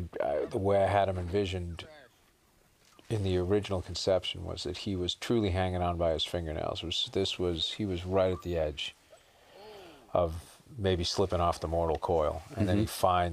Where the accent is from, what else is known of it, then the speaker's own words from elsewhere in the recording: Boston, Massachusetts, United States; I grew up in Boston